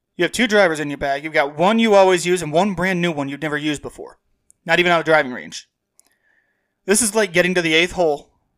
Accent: Dwight, Illinois, United States; Dwight is not a suburb, but I come from south of the South Suburbs.

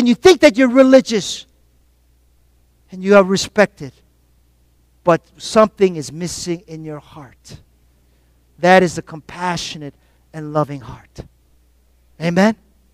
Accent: South Korea; moved away; growing up in Korea.

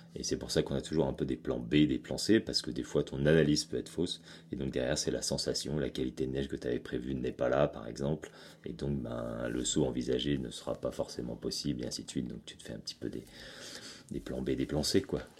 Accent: Chamonix, Auvergne-Rhône-Alpes, France; C'est ici que j'ai grandi. Je suis né à Chamonix et, euh, et c'est encore ici que je vis.

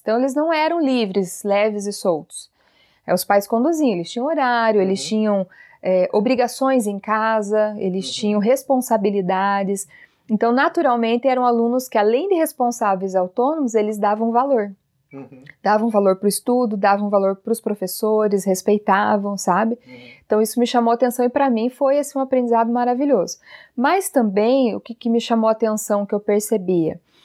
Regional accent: Telêmaco Borba, Paraná, Brazil; nasci e vivo aqui em Telemaco Borba, né? A cidade do papel, a cidade da Clabin do Paraná

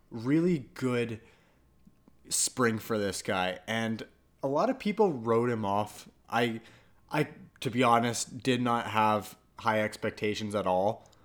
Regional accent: Canada; I'm Canadian and I'm also part Italian

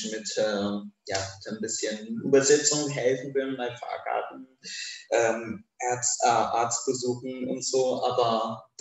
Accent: Kurdistan Region, Iraq; now in Germany; Während meiner Kindheit in Irak-Kurdistan, ähm, während mein, meiner Kindheit in Irak-Kurdistan hatte ich einen hatte ich mir nicht viel Gedanken über Homosexualität gemacht.

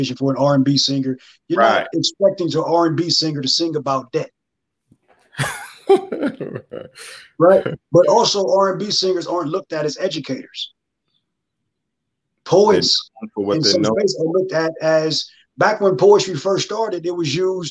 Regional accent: Los Angeles, California, United States; I'm from LA.

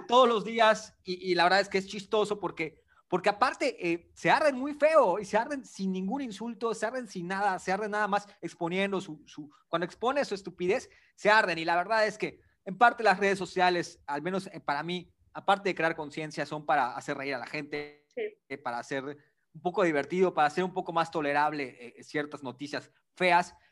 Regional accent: Yucatán, Mexico; mi acento chistoso, pues yo soy de Yucatán

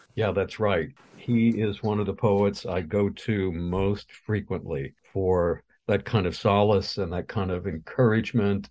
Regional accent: Missouri, United States; moved away as an adult; now in Ohio, United States; I've been in Ohio for longer than I've been, or longer than I lived in my home state of Missouri.

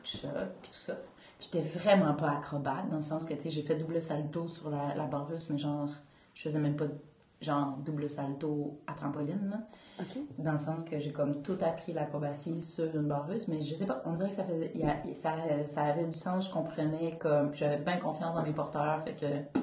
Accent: Gatineau, Quebec, Canada; now in Montreal, Canada; je viens de Gatineau, dans l'Outaouais

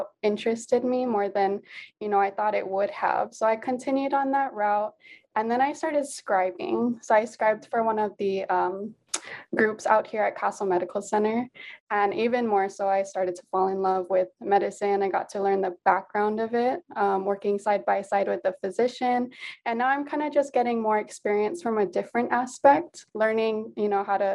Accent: Nanakuli, Hawaii, United States; also born or lived in Waimanalo; So yes, I was born and raised here in Hawaii. Actually grew up on the west side. So my family is from Nanakuli

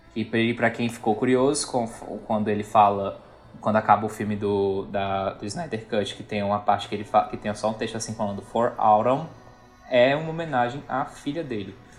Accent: Northeast Region, Brazil; como bom nordestino que eu sou

